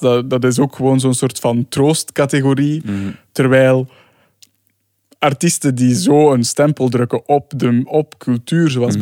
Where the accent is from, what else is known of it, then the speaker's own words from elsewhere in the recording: Sint-Niklaas, Flanders, Belgium; ik kom dus uit Sint-Niklaas